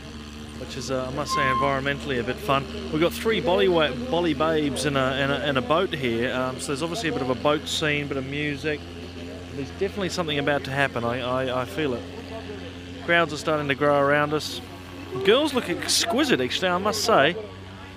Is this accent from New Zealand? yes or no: yes; New Zealand; I'm from New Zealand